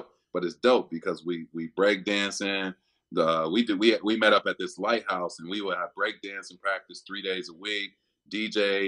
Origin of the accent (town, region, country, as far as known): Chicago, Illinois, United States; born or raised there; moved away as an adult; also born or lived in Miami; now in Cincinnati, United States